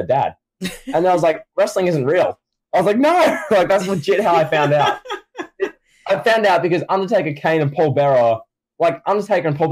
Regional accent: Australia; Yes, I am Australian

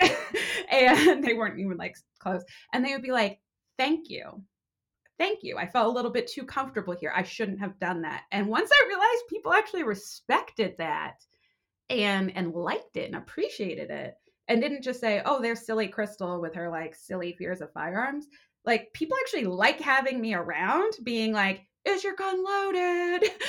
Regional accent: Vermont, United States; moved away as an adult; also born or lived in Boston / Los Angeles; growing up in Vermont, all I wanted to do was get out and go to the big city

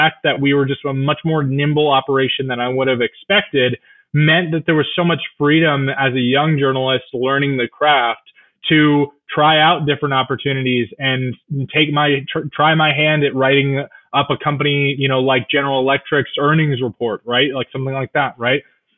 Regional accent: Orange County, Southern California, United States; moved away as an adult; now in New York City, United States; So I grew up in Southern California in Orange County.

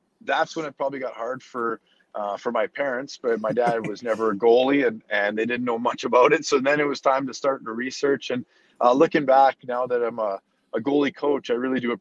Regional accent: Canada; hockey was something we grew up doing in Canada

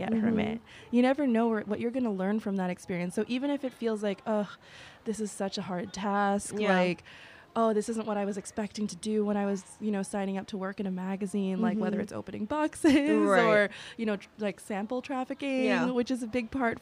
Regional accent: New York City, New York, United States; I'm from Jamaica, Queens. Like I would commute every single day to come to work, and the only reason why I was able to compete with people who had those resources was because I was from New York

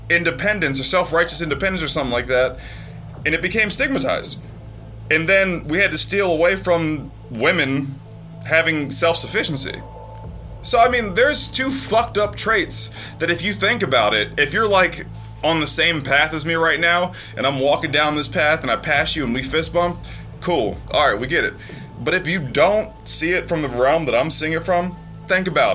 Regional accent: United States; I'm American

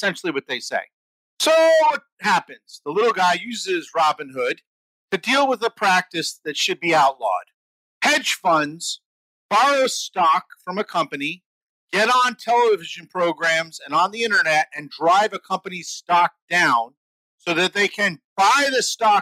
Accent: United States; I grew up in the New York, New Jersey middle class area

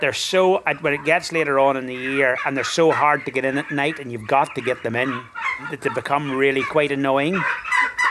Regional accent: Ireland; Being an Irishman

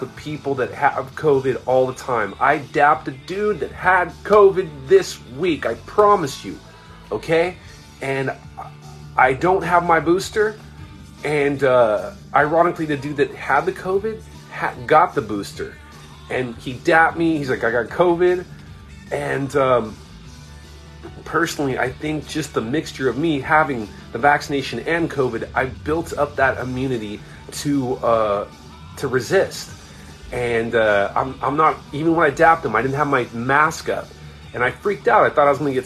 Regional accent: Orange County, California, United States; I grew up in Orange County

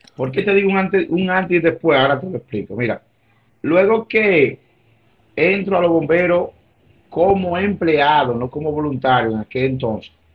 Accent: Santiago de los Caballeros, Santiago, Dominican Republic; yo nací, soy nativo de Santiago, del populoso sector de Nivaje

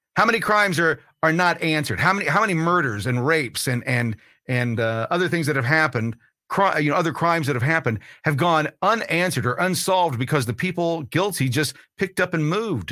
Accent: United States; I'm an American

